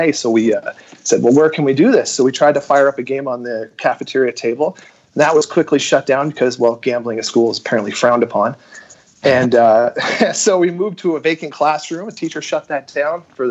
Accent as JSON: {"language": "English", "region": "Quebec", "country": "Canada", "said": "I'm an English-speaking Quebecer"}